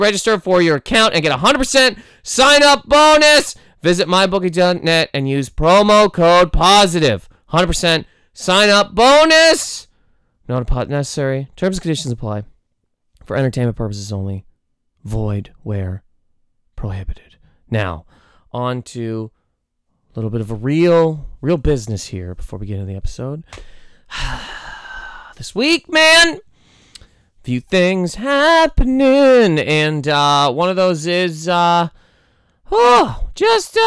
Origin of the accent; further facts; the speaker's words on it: Toronto, Ontario, Canada; I'm from the six